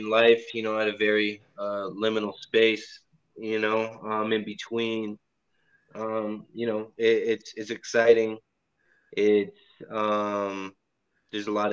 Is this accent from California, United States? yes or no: yes; Southern California, United States; I grew up in SoCal, so I'm used to the heat